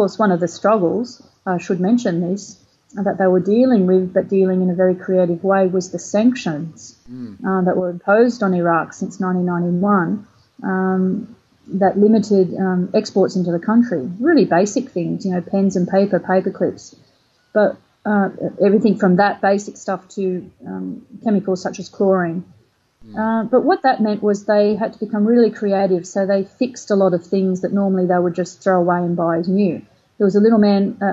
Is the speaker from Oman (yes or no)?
no; Australia; I was Australian